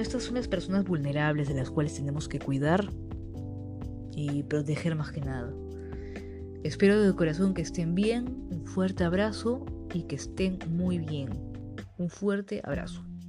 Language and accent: Spanish; Peru